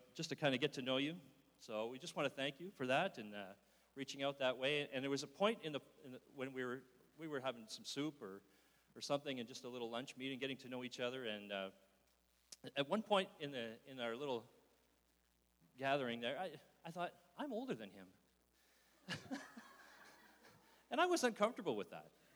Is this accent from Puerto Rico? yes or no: no; Wallaceburg, Ontario, Canada; also born or lived in North Bay, Ontario / Sudbury, Ontario; now in Barrie, Canada; I was originally born and raised in Wallaceburg, Ontario